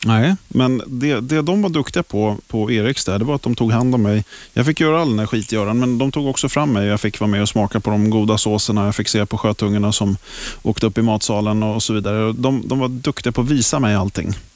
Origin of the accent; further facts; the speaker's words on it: Stockholm, Stockholm County, Sweden; Jag kommer ifrån Stockholm. Jag är uppväxt i Hässelby, västerort